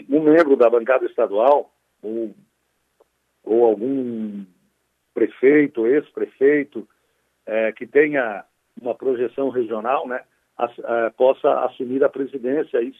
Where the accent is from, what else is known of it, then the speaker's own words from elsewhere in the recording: Sombrio, Santa Catarina, Brazil; eu sou lá da Guarita